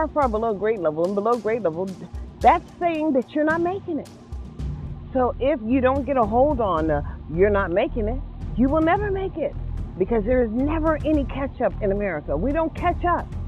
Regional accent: United States; I am an American citizen

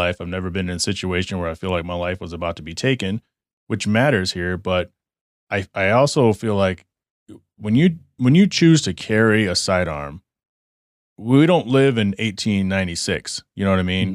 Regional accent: Texas, United States; moved away as an adult; also born or lived in Michigan; now in Arizona, United States; I grew up in Texas.

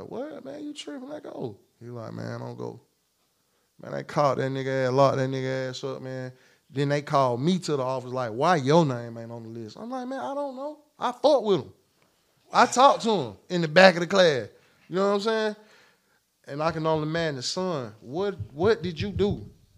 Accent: United States; I'm from Clay County

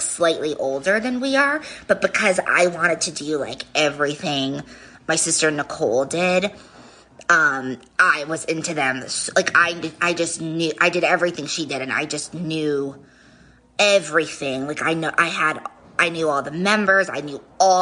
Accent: Rhode Island, United States; I am from Rhode Island

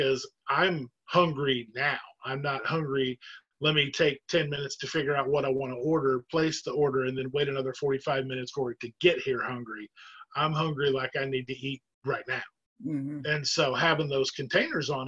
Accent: Oklahoma, United States; now in Jacksonville, United States; I'm from Oklahoma originally, even though I live in Jacksonville now

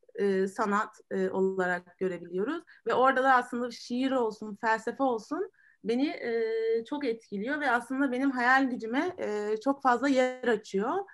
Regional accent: Marmaris, Muğla, Turkey; ben de Marmarisliyim

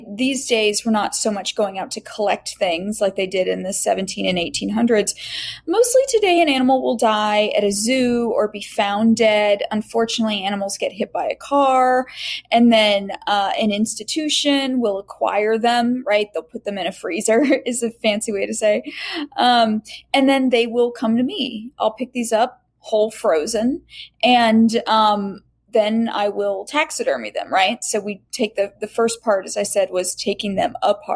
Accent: United States; also born or lived in Indiana / Florida; I grew up in Indiana and Florida

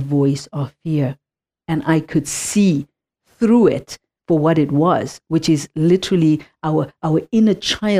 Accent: Zimbabwe; moved away; I come from Zimbabwe, I come from Africa, I come from a childhood of apartheid

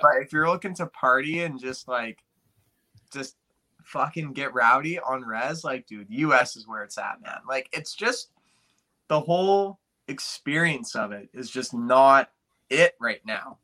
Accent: Canada; we're from Canada

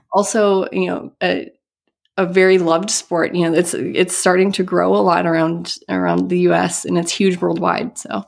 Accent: Midwest, United States; also born or lived in Boston; growing up in the Midwest

